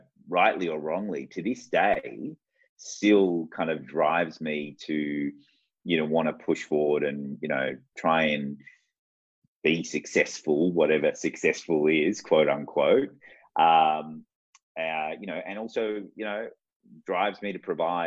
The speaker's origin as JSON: {"language": "English", "town": "Sydney", "region": "New South Wales", "country": "Australia", "tie": "born or raised there", "also_born_or_lived": "Baghdad, Iraq", "said": "I grew up in the southwest of Sydney. So I grew up in Liverpool and in Fairfield"}